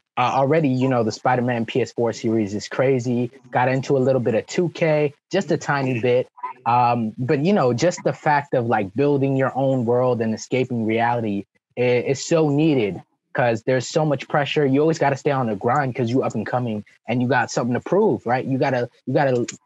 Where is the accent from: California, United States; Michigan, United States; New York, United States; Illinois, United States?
New York, United States; New York City; born or raised there; first language French; English is a second language; also born or lived in Martinique / Venezuela